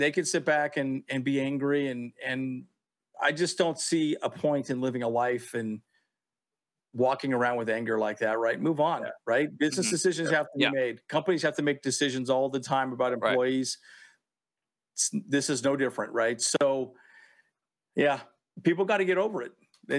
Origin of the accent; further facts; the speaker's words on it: San Diego, California, United States; I grew up in San Diego.